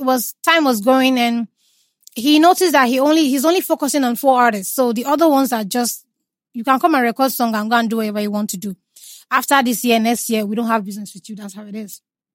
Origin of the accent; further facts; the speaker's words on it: Imo, Nigeria; I'm not Jamaican. I'm a full Igbo girl.